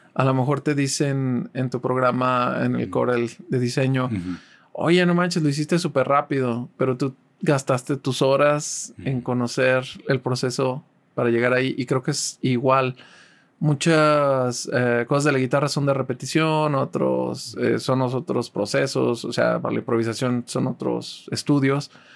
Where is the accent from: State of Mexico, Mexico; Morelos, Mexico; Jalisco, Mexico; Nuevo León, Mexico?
Jalisco, Mexico; Guadalajara; also born or lived in Tampico / Ciudad Valles; Yo no nací en Guadalajara, pero llevo toda mi vida viviendo aquí. Yo nací en Tampico, vivimos Vivimos ah, mis primeros años en Ciudad Valles, pero desde muy chiquito vivo aquí en Guadalajara.